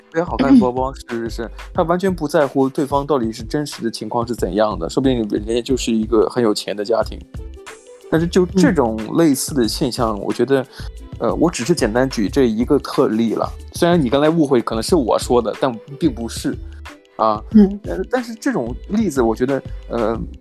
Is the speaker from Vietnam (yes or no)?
no; China; moved away; 拜托我也是中国来的